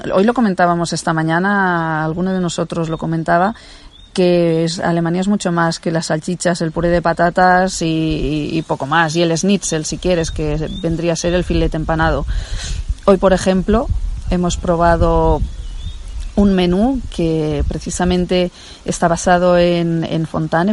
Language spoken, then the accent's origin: Spanish; Barcelona, Catalonia, Spain; yo que soy de Barcelona, pues estoy acostumbrada a coches, ruido, motos